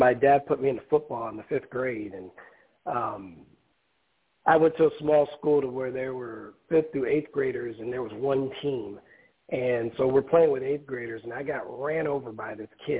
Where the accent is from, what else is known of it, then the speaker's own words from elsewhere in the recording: Omaha, Nebraska, United States; moved away as an adult; also born or lived in South Dakota; I'm originally from Omaha, Nebraska